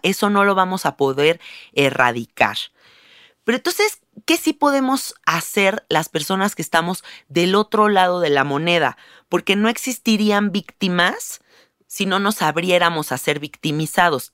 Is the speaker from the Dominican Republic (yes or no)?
no; Mexico; Yo vivo en un país, siendo mexicana